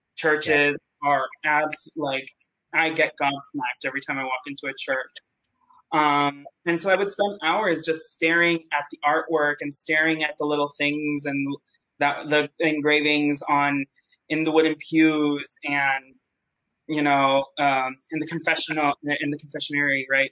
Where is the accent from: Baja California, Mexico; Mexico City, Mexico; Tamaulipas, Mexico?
Mexico City, Mexico; moved away as an adult; also born or lived in Oak Park, Illinois; I'm originally from Mexico City.